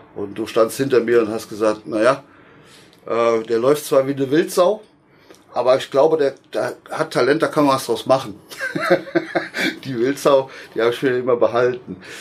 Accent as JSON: {"language": "German", "area": "Westerwald", "region": "Rhineland-Palatinate", "country": "Germany", "said": "bei uns im Westerwald, wo ich eben herstamme"}